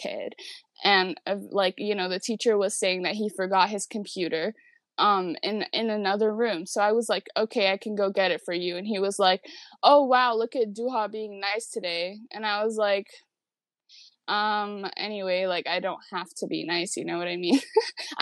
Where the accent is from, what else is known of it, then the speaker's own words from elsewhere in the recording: New York City, New York, United States; I was born and raised in Queens, New York